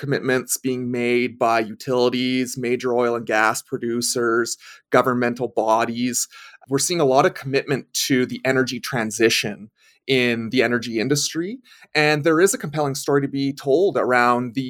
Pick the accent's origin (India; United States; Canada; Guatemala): Canada; Edmonton, Alberta; Born and raised an Edmontonian, proud Edmontonian